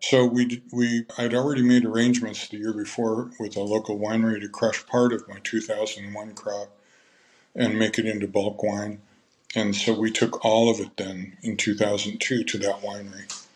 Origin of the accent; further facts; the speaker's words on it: California, United States; also born or lived in Minnesota; my family moved to California in 1960. I was nine years old. And so I lived pretty much the rest of those years here in California